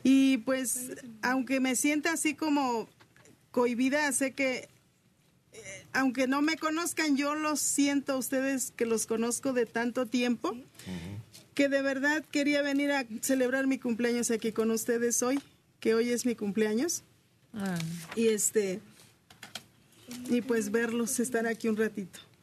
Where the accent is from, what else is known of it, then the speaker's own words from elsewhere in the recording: Oaxaca, Mexico; como oaxaqueña que soy